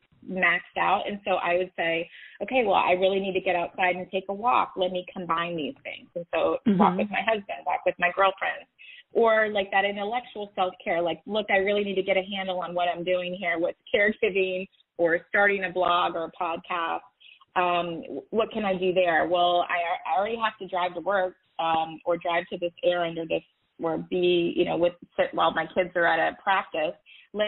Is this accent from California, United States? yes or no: no; Atlanta, Georgia, United States; I'm from Atlanta